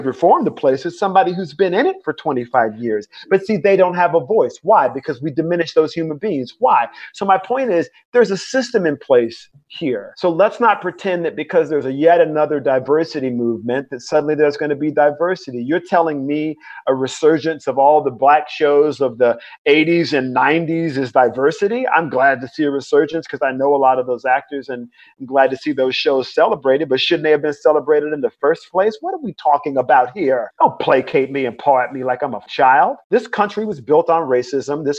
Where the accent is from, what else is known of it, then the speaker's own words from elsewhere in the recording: Mobile, Alabama, United States; now in North Carolina, United States; I was born in Mobile, Alabama. I grew up in the Deep South.